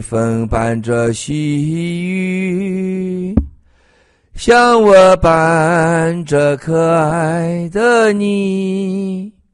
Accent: China; moved away; 在我老家啊，红庙，红庙儿啊

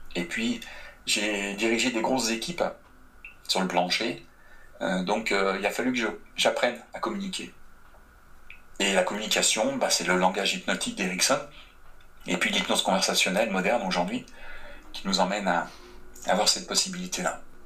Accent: France; moved away as an adult; now in Quebec, Canada; en tant que Français

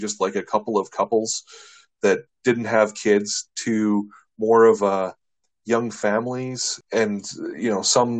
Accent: Shaunavon, Saskatchewan, Canada; I'm from Southern Saskatchewan originally

